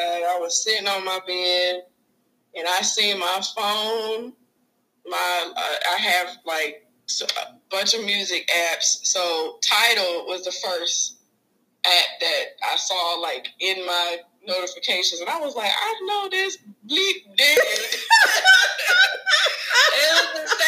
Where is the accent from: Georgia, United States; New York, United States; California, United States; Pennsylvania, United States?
Georgia, United States; near Atlanta; moved away as an adult; now in Texas, United States; Growing up near Atlanta, being close to Georgia